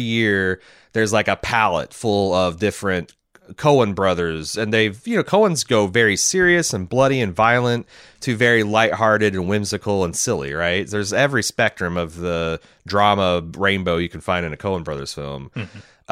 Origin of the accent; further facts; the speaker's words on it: United States; we're just fucking Americans